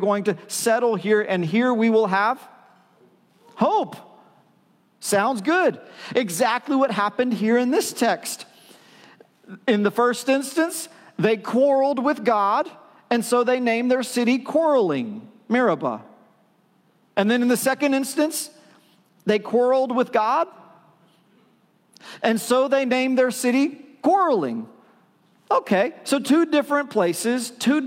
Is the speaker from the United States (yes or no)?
yes; China, Texas, United States; I was born in China, Texas. I was born in China, Texas